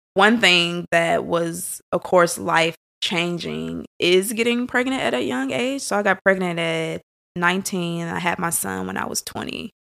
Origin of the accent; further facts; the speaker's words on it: St. Louis, Missouri, United States; born and raised in Saint Louis